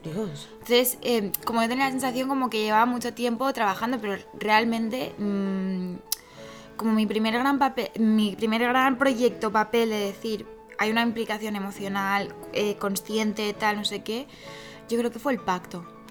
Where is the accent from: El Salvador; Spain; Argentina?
Spain; Catalonia; soy catalana